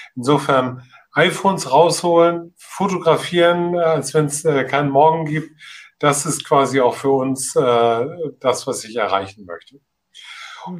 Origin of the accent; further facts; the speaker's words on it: Hamburg, Germany; in meiner Heimatstadt